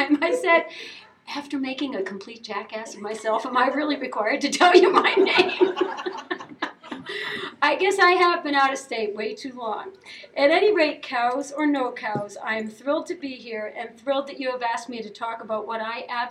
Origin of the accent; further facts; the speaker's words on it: Elmira, New York, United States; now in Massachusetts, United States; I am originally from Elmira, New York